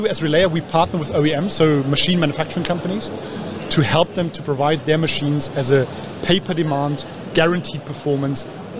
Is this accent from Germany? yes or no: yes; Germany; accent: English; So I'm originally from Germany.